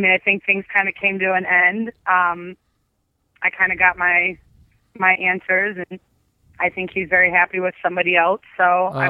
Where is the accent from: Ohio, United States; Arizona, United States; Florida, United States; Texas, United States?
Ohio, United States; Cleveland; I'm from Cleveland.